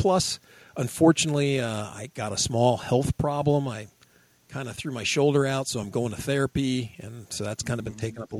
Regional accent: United States; I'm from America.

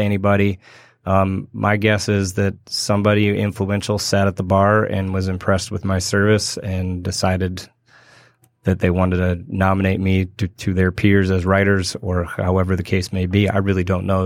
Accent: Berkeley, California, United States; moved away as an adult; also born or lived in Spain; I grew up in California, in Berkeley.

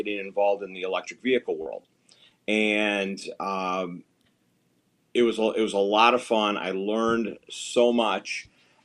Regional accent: Northwest Indiana, United States; I'm originally from Northwest Indiana

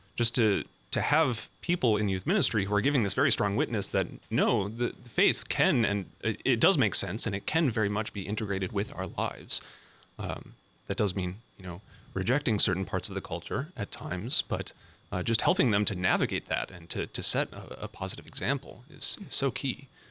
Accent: Fargo, North Dakota, United States; moved away as an adult; now in Columbus, United States; I'm originally from Fargo, North Dakota.

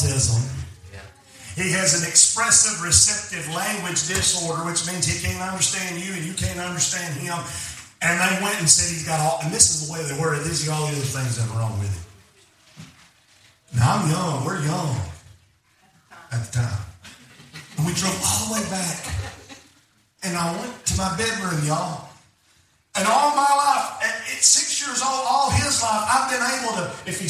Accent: Alabama, United States; I'm from Alabama.

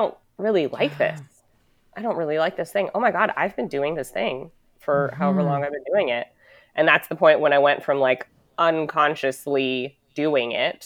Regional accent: United States; I was born and raised in the United States

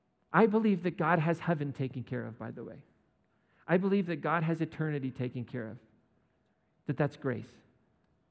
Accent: United States; As an American

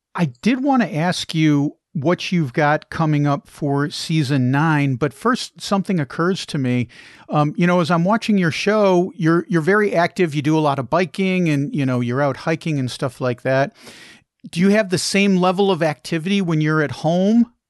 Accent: Chicago, Illinois, United States; I actually grew up outside of Chicago

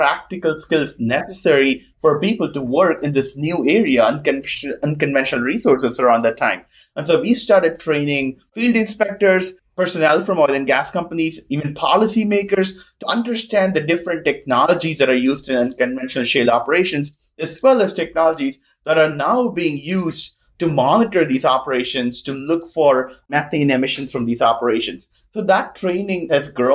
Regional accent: India; moved away as an adult; also born or lived in New Jersey, United States; now in Austin, United States; I grew up in India, and I did a lot of my education in engineering in New Jersey

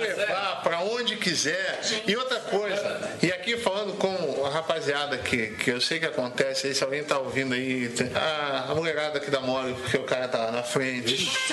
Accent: Rio de Janeiro, Brazil; eu, sou do Rio de Janeiro

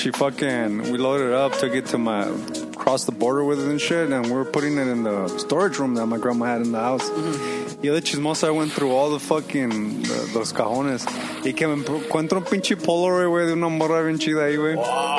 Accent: Lynwood, California, United States; where I grew up in Linwood

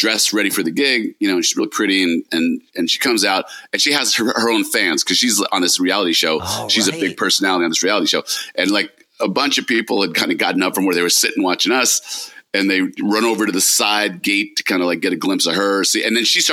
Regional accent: New York, United States; we're both from New York

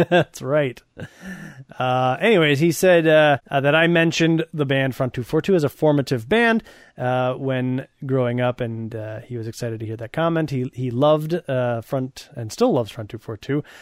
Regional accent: Wisconsin, United States; I grew up in Wisconsin, and there's a town called Kenosha, which is okay. south of us

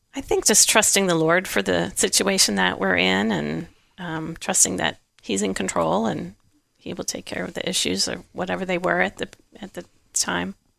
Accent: outside of Chicago, Illinois, United States; now in Kansas, United States; I grew up outside of Chicago.

